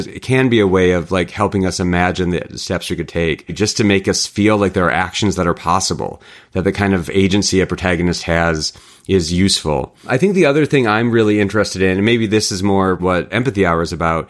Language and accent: English; rural Michigan, United States; I grew up in the Midwest as a hiker and a backpacker, grew up in rural Michigan.